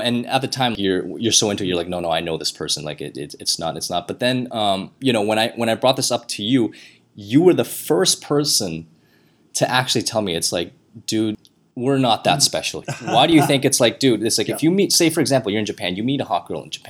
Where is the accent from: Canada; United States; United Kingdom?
Canada; Being Canadian